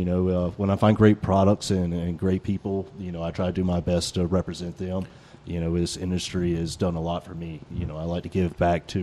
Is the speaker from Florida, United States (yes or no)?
no; Charlotte, North Carolina, United States; I grew up in Charlotte